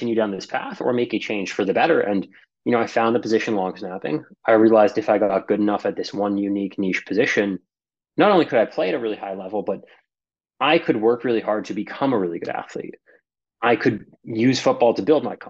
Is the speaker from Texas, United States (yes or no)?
no; Boston, Massachusetts, United States; moved away as an adult; now in Los Angeles, United States; I live here in LA now. I'm from Boston